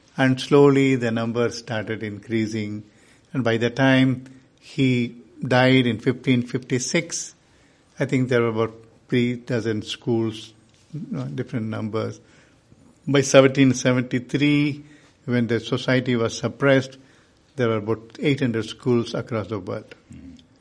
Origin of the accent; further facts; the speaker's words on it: India; I am from India